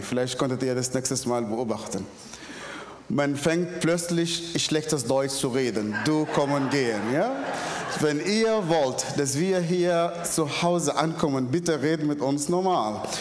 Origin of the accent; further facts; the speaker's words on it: Northern Sudan, Sudan; German is a second language; moved away; Ich komme ursprünglich aus dem Sudan. Im Nordsudan bin ich geboren, aufgewachsen in einer sehr, sehr extremistische islamischen Familie.